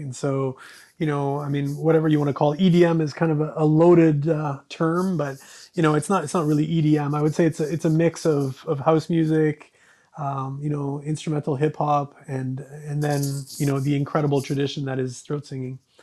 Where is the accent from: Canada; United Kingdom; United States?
Canada; growing up in Canada